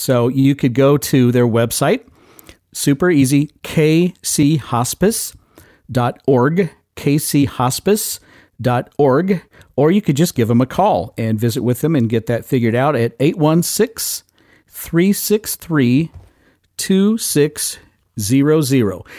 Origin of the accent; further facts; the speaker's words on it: Midwest, United States; I'm a Midwesterner